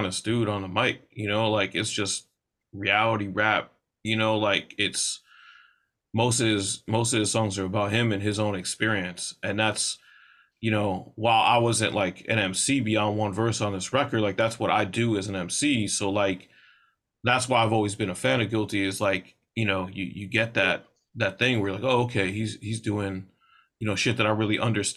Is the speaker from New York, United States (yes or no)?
yes; New York, United States; for me as a New Yorker